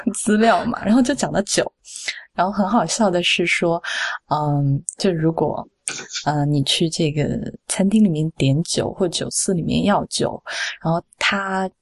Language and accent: Chinese; Sichuan, China; 我，我四川人嘛